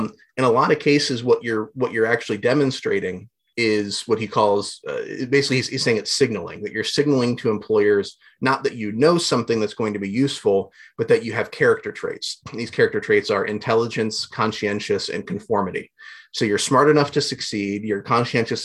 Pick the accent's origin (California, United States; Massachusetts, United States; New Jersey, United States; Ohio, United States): Ohio, United States; Southwest; I grew up in Southwest Ohio